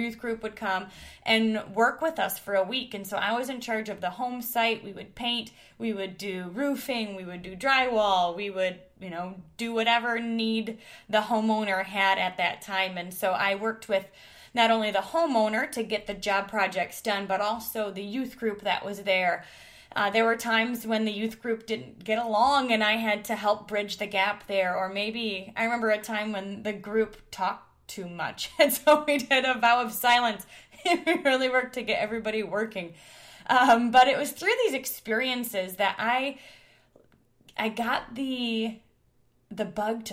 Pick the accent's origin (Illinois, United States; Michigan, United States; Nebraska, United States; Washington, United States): Michigan, United States; Detroit; I grew up in the Detroit area